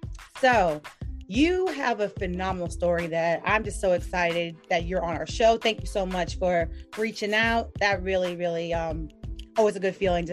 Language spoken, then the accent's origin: English; New York City, New York, United States; Like me, I'm from the Bronx.